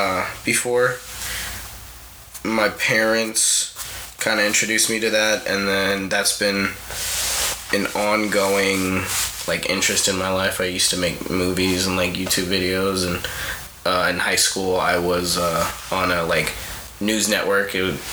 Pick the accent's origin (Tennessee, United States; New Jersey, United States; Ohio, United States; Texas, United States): Tennessee, United States; Clarksville; born there; also born or lived in Japan / California; I was born in Tennessee, in Clarksville, on a military base because my father is a medic in the Army, retired now at this point. And then we moved to Japan when I was 3.